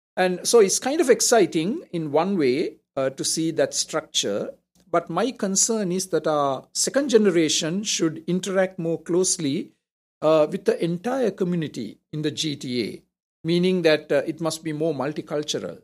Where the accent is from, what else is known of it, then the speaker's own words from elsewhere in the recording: Colombo, Western Province, Sri Lanka; moved away as an adult; now in Toronto, Canada; I'm from Colombo, so I'm technically a southerner